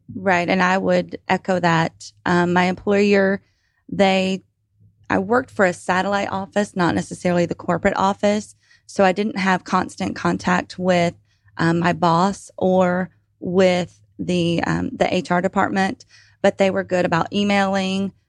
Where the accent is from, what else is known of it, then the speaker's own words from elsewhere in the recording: Atlanta, Georgia, United States; also born or lived in Lawrenceville, Georgia; originally from Atlanta, now residing outside of Lawrenceville, Georgia